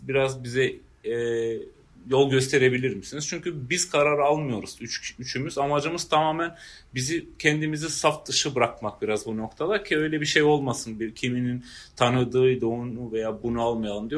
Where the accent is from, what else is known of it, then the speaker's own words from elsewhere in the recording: Prizren, Prizren District, Kosovo; ben Prizrenliyim. Doğ, burada doğdum